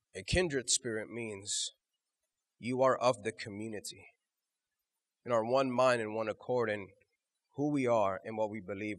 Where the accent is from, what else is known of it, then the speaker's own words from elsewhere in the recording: Houston, Texas, United States; we're from Houston